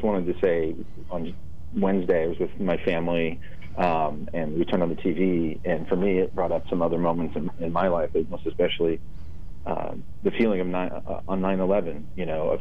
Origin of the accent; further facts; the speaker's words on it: the South, United States; moved away; I'm originally from the South myself